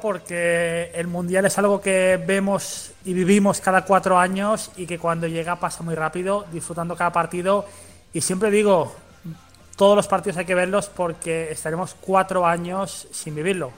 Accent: Mallorca, Balearic Islands, Spain; Yo soy de Mallorca

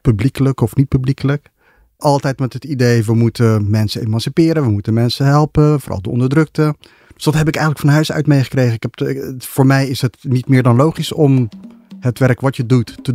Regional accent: Ethiopia; moved away; ben in Ethiopië geboren. Tijdens de oorlog tussen, de burgeroorlog tussen Ethiopië en Eritrea.

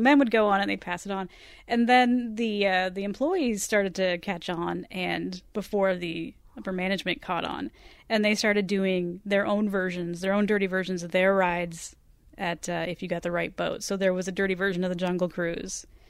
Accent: Southern California, United States; I grew up in Southern California here and went to Disneyland as a child

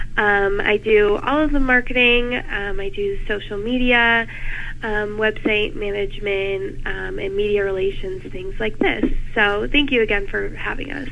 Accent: Michigan, United States; moved away as an adult; now in Ohio, United States; I'm originally from Michigan

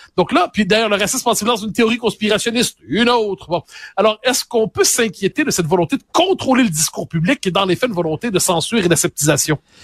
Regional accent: Quebec, Canada; on est des Québécois passés date

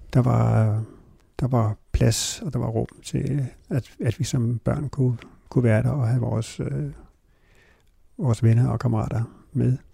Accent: Hornbæk, Capital Region of Denmark, Denmark; also born or lived in Copenhagen / Virum; så jeg voksede op, og så altså hele min skoletid, der boede jeg i det hus, som min, min far boede i, indtil han døde, som lå klods op i Hornbæk Plantage

